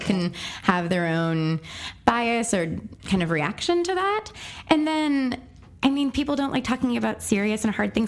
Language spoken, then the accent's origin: English; Texas, United States; also born or lived in Pennsylvania; I moved from Pennsylvania to Texas against my will at the ripe age of 8